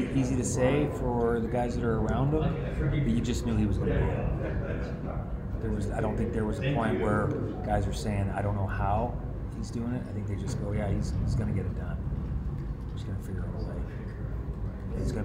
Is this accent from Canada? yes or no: yes; Canada; I am a tremendously proud Canadian